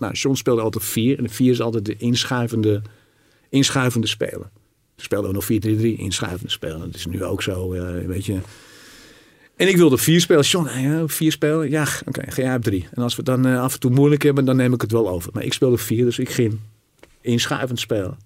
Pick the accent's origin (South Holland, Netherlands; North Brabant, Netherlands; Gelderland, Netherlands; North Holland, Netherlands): North Holland, Netherlands; Zaandam; also born or lived in Rotterdam / Paris; ik kom natuurlijk uit Zaandam. Ik ben nou, geboren Rotterdammer.